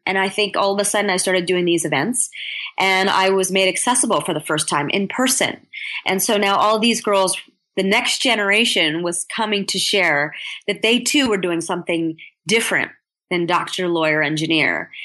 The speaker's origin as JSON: {"language": "English", "country": "United States", "tie": "born or raised there", "said": "I'm American born"}